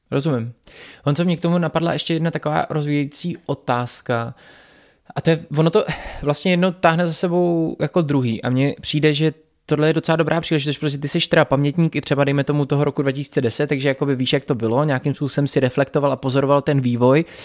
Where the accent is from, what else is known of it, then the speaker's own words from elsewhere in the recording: Tábor, South Bohemian Region, Czechia; moved away; tábor, to je město, odkud pocházím